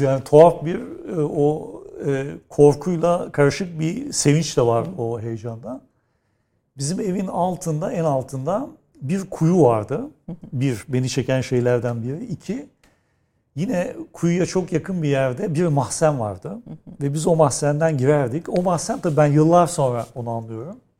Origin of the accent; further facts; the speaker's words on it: Istanbul, Turkey; Özellikle doğduğum yer Kadirga, büyüdüğüm yer Nişancı.